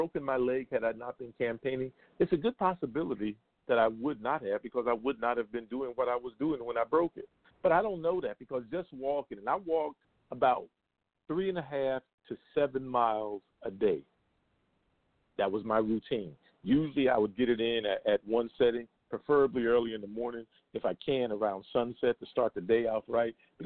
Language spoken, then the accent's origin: English; United States; I'm just an American